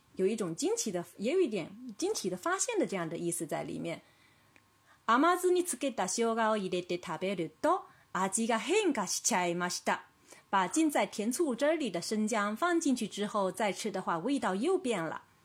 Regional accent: China; 我们中国人

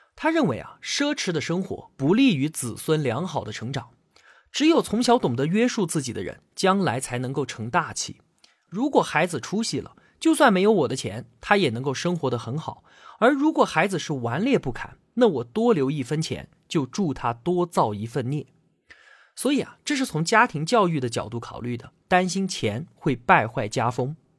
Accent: China; 我们中国人

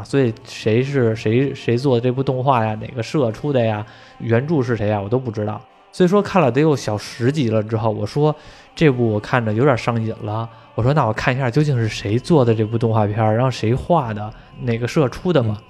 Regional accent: China; 像比如说我们中国人民都知道的《铁臂阿童木》。

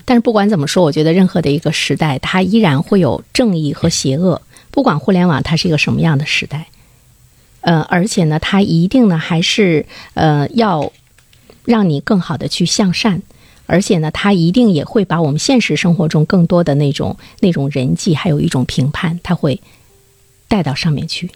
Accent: China; 我们中国人

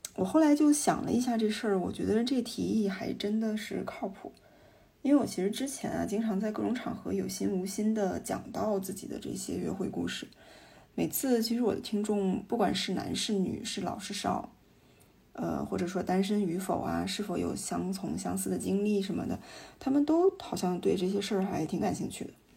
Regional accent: northern China, China; 我是北方人，今年三十出头，呃，学历是研究生，因为是财经专业

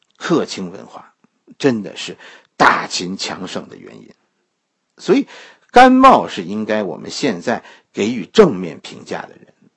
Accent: China; 我们中国人

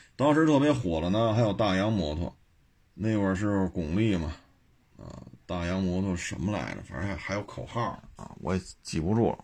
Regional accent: Beijing, China; 就以我小时候在北京长大的这个实际的感受就是这样

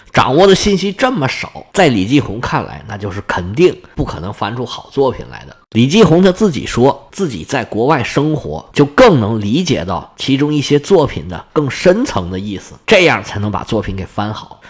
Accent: China; 我们中国人看了就必然不习惯

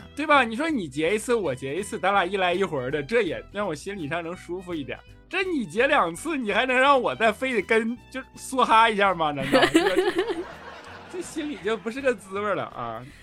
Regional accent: Northeast China, China; 就以前在我老家嘛，我是东北的，我跟小黑一个地区哈

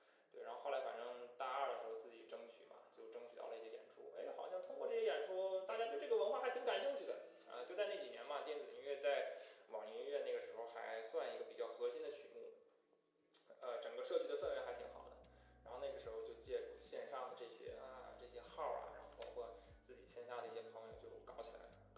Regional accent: Liaoning, China; accent: Northeastern Mandarin; 我口音不就是这样吗？我这不就是东北话吗？

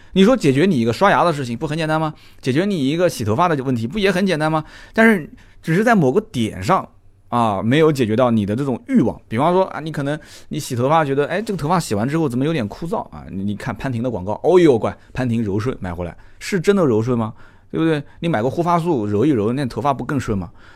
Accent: Nanjing, Jiangsu, China; 我们南京人讲混得挺妖的

